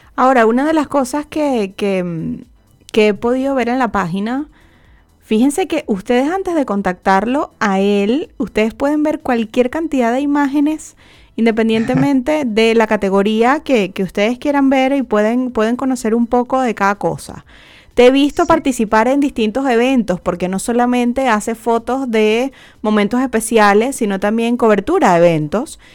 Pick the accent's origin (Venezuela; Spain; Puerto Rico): Venezuela; now in Chile; siendo venezolanos